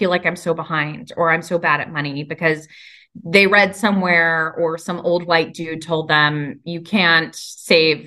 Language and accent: English; New York, United States; so I'm from New York. I talk really fast.